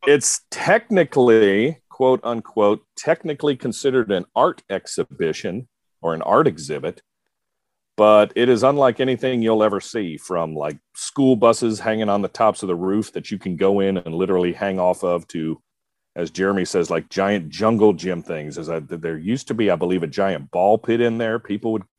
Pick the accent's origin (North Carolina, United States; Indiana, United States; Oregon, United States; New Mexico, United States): North Carolina, United States; I'm from North Carolina, the home of real barbecue